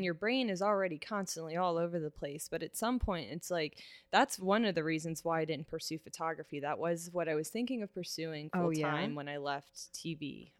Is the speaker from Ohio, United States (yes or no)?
yes; Cincinnati, Ohio, United States; also born or lived in Kent, Ohio / Traverse City, Michigan / Lexington, Kentucky; I am from Cincinnati. Okay. I grew up in North College Hill.